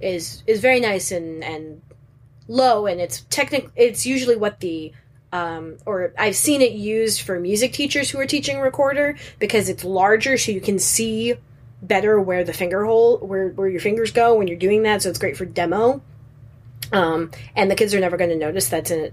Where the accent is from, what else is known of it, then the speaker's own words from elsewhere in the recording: Chicago, Illinois, United States; I'm from Chicago